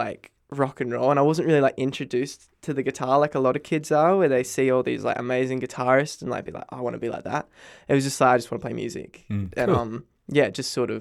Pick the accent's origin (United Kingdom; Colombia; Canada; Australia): Australia; Bunbury, Western Australia; I'm from Bunbury. I did a bit of singing in primary school